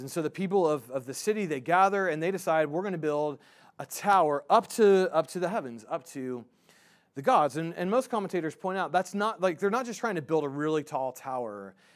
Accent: United States; I'm an American

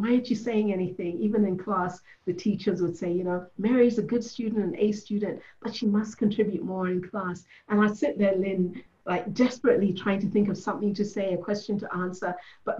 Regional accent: Ethiopia; born there; also born or lived in United States / Germany / Kenya / England; So I was born in Ethiopia, which is in Africa. Then we moved to the US, and then we moved to Germany, then to Kenya, then to England, back to Ethiopia

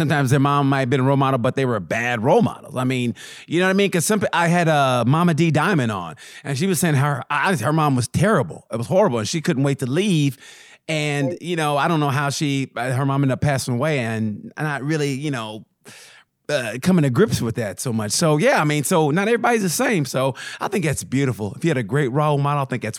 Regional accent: Oklahoma, United States; I grew up in Oklahoma in 70s, 80s

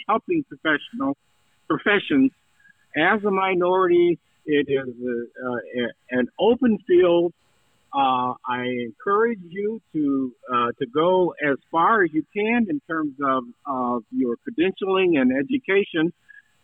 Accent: Cleveland, Ohio, United States; also born or lived in Indiana; in my birth city of, I mean, birth of where I grew up in Cleveland, Ohio

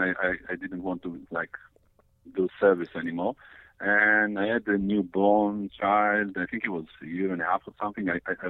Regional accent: Israel; English is a second language; Yeah, I was.

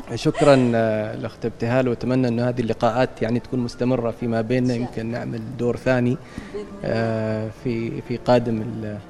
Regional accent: Oman; نحن كعمانيين وحبنا لعمان

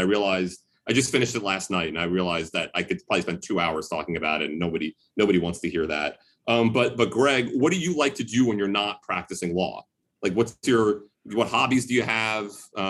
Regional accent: New York City, New York, United States; I grew up in Brooklyn, and our idea of a barbecue is drastically different than I imagine yours is.

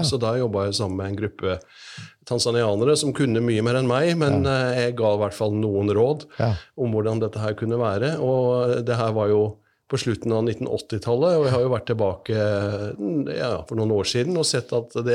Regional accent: Risør, Agder, Norway; Ja, jeg kommer fra Risør.

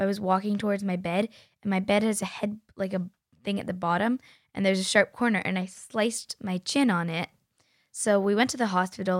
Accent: Canada; we're from Canada, so it's cold

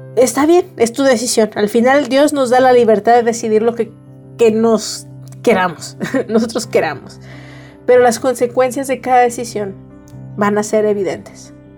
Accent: Mexico; todas como mexicanos

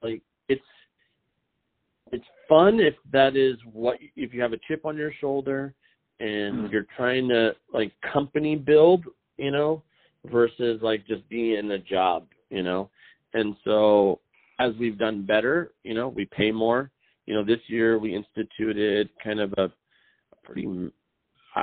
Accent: Richland, Washington, United States; Richland High School in Richland, Washington

